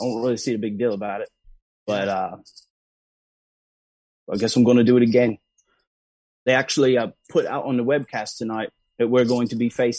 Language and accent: English; Manchester, North West England, United Kingdom; now in Jacksonville, United States; I'm actually from Manchester, but I'm living in Jacksonville now